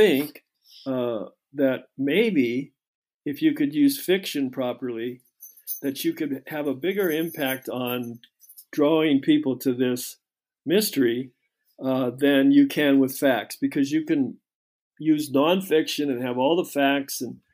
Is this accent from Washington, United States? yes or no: yes; Seattle, Washington, United States; now in Austin, Texas, United States; I grew up in Washington